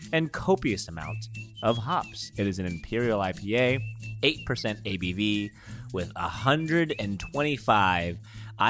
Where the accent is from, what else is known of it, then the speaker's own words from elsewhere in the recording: Philippines; And I am Filipino.